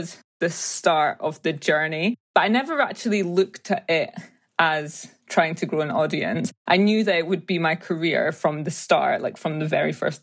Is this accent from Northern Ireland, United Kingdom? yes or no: no; Edinburgh, Scotland, United Kingdom; also born or lived in Ghana; I was born and raised in Edinburgh in Scotland